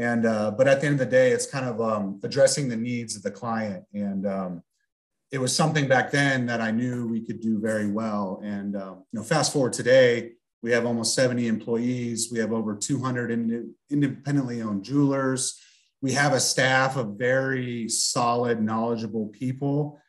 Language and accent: English; St. Louis, Missouri, United States; We're from St. Louis originally, and my grandma was in Minnesota